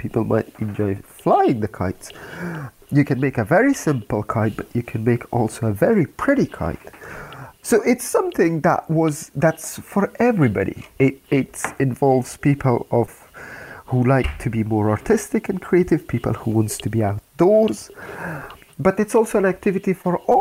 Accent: Afghanistan; now in United Kingdom; As a child, when I grew up in Afghanistan

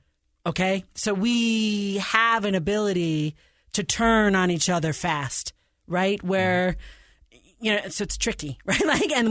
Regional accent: New York, United States; But you know, I'm not from Chicago. I'm actually a New York Giants fan

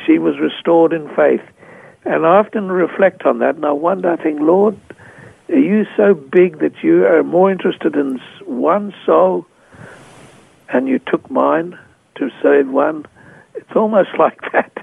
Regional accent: Australia; moved away as an adult; also born or lived in Papua New Guinea

